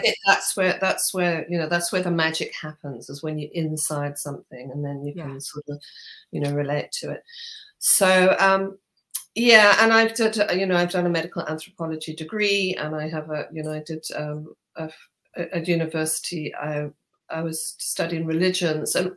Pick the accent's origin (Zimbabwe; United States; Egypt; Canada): Zimbabwe; moved away as an adult; now in United Kingdom; from Zimbabwe